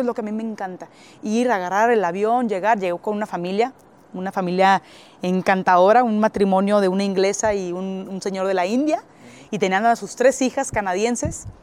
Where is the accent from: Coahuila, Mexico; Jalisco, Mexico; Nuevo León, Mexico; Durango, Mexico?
Durango, Mexico; Gómez Palacio; moved away as an adult; also born or lived in Monterrey / Shymkent, Kazakhstan; yo soy de Gómez Palacio